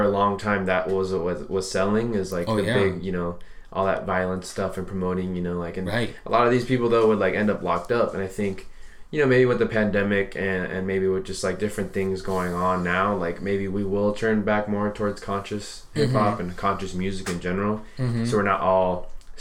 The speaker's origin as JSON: {"language": "English", "town": "Santa Ana", "region": "California", "country": "United States", "tie": "born or raised there", "said": "I grew up in Santa Ana, which is a little bit more of a rougher city"}